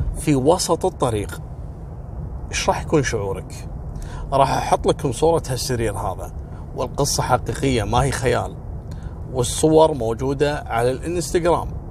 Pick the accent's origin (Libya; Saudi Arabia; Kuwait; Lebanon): Kuwait; عندنا في الكويت